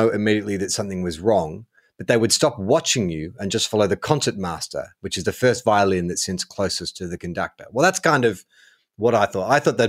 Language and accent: English; New South Wales, Australia; Look, I'm born and raised in Western Sydney, the Blue Mountains region, Penrith, Hawkesbury.